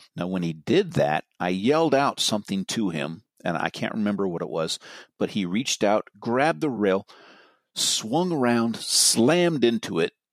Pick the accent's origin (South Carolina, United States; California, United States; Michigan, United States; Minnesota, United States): California, United States; Marin County; I'm from Marin